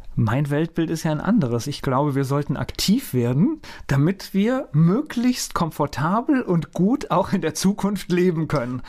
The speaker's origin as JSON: {"language": "German", "area": "Lennebergwald area", "region": "Rhineland-Palatinate", "country": "Germany", "tie": "born or raised there", "said": "den Lennebergwald, ich kenne den, ich bin in der, in der Gegend aufgewachsen"}